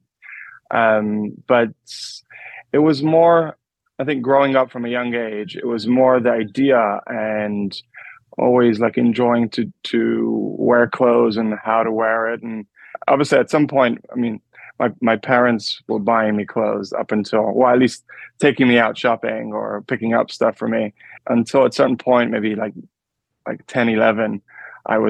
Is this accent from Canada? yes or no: no; London, United Kingdom; also born or lived in New York; So I grew up in London. I was actually born in New York and raised in London.